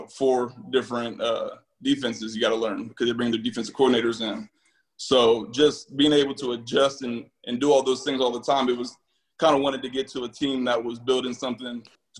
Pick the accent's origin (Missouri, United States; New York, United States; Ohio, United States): Ohio, United States; Gahanna; born and raised in Gahanna, Ohio. It's a suburb in Columbus.